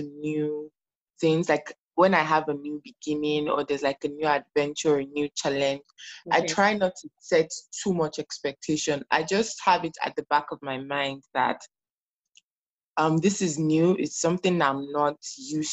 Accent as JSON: {"language": "English", "country": "Nigeria", "moved": "as an adult", "lives_now": "Canada", "said": "I am a Nigerian immigrant currently living in Canada"}